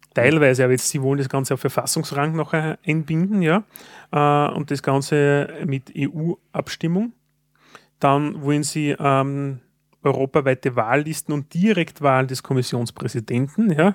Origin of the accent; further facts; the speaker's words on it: Austria; Als Österreicher